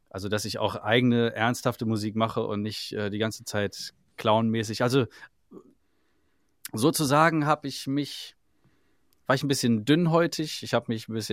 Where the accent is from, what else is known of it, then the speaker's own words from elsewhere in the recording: Salzgitter, Lower Saxony, Germany; aus Salzgitter.